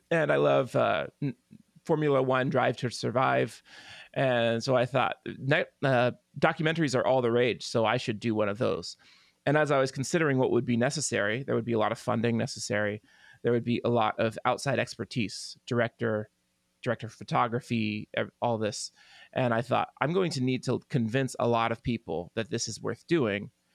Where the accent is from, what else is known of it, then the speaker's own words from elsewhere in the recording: Tulsa, Oklahoma, United States; here in my hometown of Tulsa